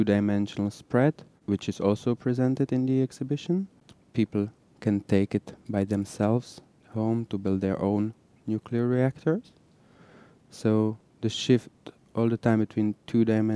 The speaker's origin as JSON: {"language": "English", "region": "Prague", "country": "Czechia", "moved": "yes", "lives_now": "Israel", "said": "I'm originally from Prague. I moved to Israel in 95"}